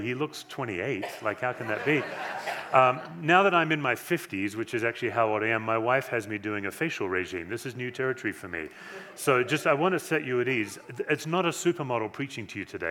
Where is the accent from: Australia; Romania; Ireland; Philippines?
Australia; Western Australia; now in Erie, Colorado, United States; I was born in Western Australia